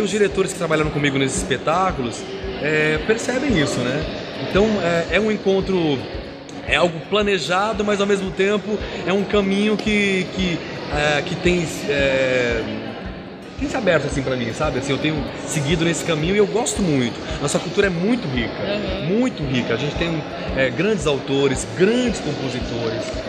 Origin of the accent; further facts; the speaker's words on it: Brazil; eu sou bem brasileiro